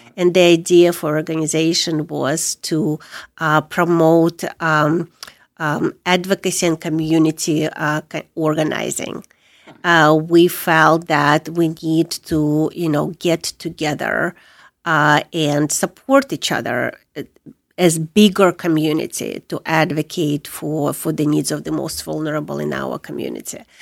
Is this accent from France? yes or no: no; Crimea, Ukraine; moved away as an adult; also born or lived in Soviet Union; now in United States; I was born in Soviet Union. I came as a refugee from Ukraine, but I am from Crimea